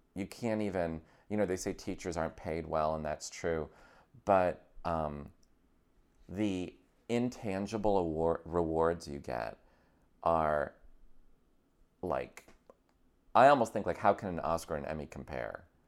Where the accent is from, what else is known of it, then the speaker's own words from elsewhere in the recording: Scotia, New York, United States; moved away as an adult; also born or lived in Akron, Ohio / Boston; now in Los Angeles, United States; I was from upstate New York